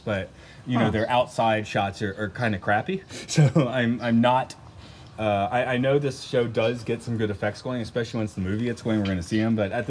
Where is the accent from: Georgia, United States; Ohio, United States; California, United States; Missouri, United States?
Georgia, United States; Atlanta; moved away; I'm a Georgia boy. I grew up in Atlanta, Georgia